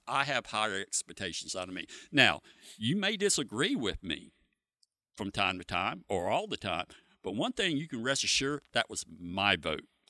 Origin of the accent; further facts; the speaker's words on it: Freeport, Florida, United States; I've lived in Freeport my whole life